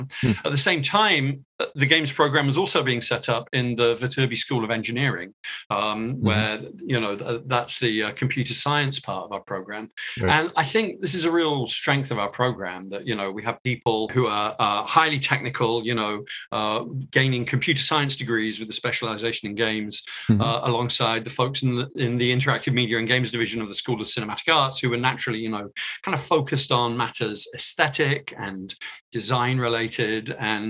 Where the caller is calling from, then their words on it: Los Angeles, California, United States; I am calling in from Southern California, from the city of Los Angeles.